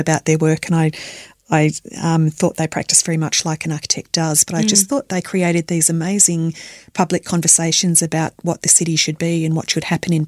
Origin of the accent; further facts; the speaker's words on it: Melbourne, Victoria, Australia; I was born and bred in Melbourne